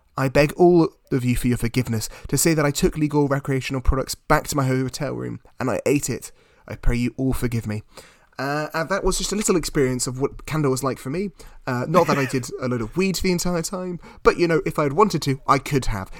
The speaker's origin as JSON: {"language": "English", "country": "United Kingdom", "said": "being British"}